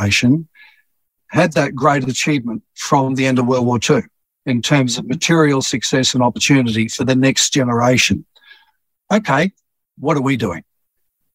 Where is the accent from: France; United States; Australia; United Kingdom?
Australia; Petrie, Queensland; As a boy growing up in Petrie, which back then was a little country town outside Brisbane